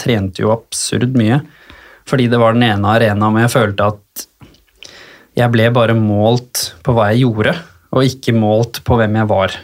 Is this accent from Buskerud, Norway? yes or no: yes; Hurum, Buskerud, Norway; hjemme på Hurum har jeg det egentlig ganske trygt og fint i familien